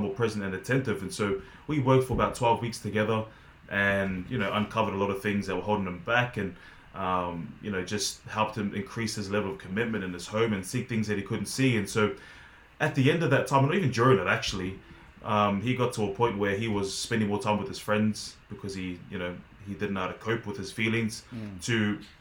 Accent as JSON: {"language": "English", "country": "Australia", "also_born_or_lived": "Montpellier, France", "moved": "as an adult", "said": "I'm from Australia. I'm Australian."}